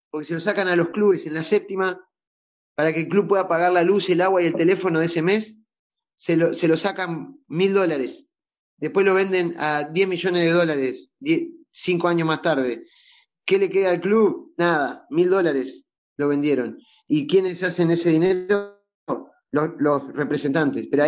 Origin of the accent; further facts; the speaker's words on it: Uruguay; Gracias, Me, despido como, como bien uruguayo. Vamos arriba.